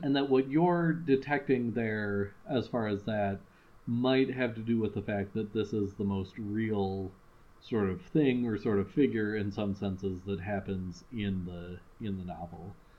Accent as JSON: {"language": "English", "town": "Madison", "region": "Wisconsin", "country": "United States", "said": "we're from Madison."}